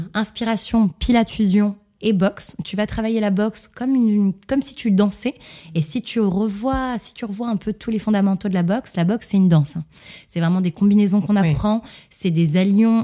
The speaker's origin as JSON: {"language": "French", "town": "Montreal", "region": "Quebec", "country": "Canada", "tie": "born or raised there", "said": "je suis née à Montréal, au Canada"}